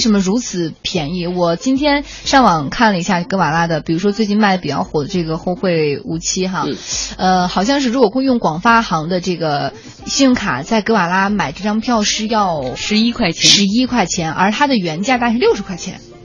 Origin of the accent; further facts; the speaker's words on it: Shandong, China; now in Beijing, China; 我家是山东的